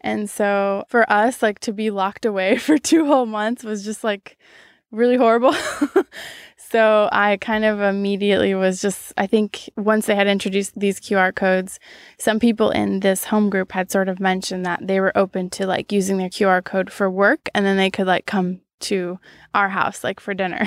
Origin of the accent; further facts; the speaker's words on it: Rochester, Washington, United States; also born or lived in Brazil; I moved to the United States when I was six and uh, moved to a little tiny town in Washington called Rochester